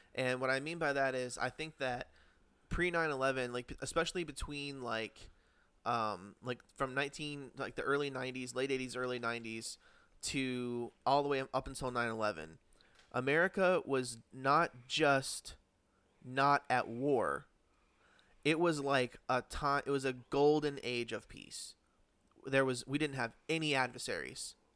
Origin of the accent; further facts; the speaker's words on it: Connecticut, United States; I grew up in Connecticut